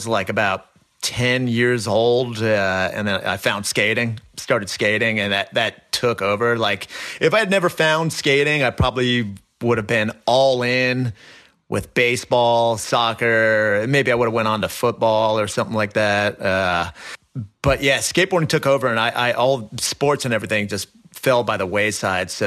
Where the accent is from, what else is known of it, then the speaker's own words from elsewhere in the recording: United States; grew up skating right outside of New York City. It's where I've always lived. I've always lived about 30 minutes roughly drive from downtown Manhattan